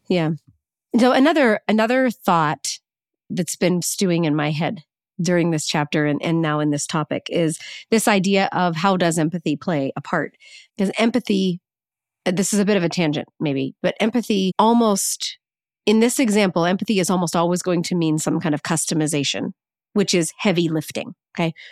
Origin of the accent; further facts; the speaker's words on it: the North, Northern United States, United States; as a Northerner